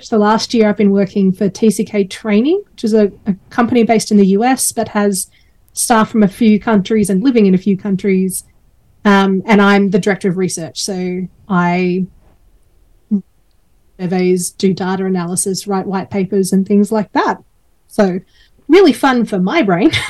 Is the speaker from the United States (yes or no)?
no; Australia; um, so I grew up mostly in Australia uh, with a IBM family, so we got moved around a few times.